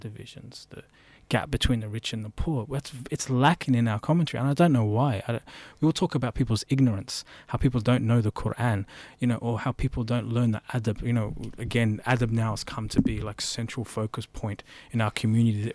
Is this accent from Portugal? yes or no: no; United Kingdom; now in Melbourne, Australia; I was born in the UK.